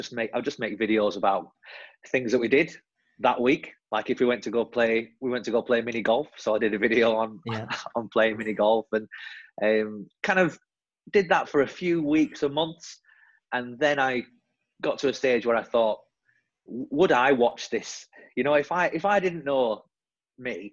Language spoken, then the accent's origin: English; the north of England, United Kingdom; now in London, United Kingdom; I'm originally from the north of England, as you'll hear from my silly accent, and now based in London.